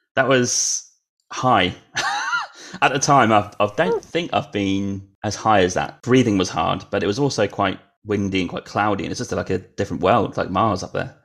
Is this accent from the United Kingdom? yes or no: yes; United Kingdom; moved away; I did grow up there